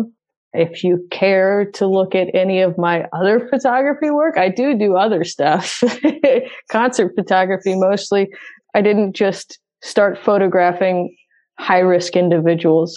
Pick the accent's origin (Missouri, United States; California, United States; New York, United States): Missouri, United States; St. Louis; moved away as an adult; now in Nashville, United States; I'm from St. Louis, and when I was living in St. Louis, I didn't tell anyone I was diabetic. And then I moved to Nashville